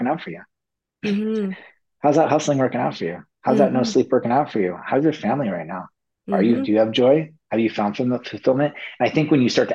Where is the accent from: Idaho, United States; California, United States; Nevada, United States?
Nevada, United States; Las Vegas; moved away as an adult; also born or lived in Del Mar; I grew up in Las Vegas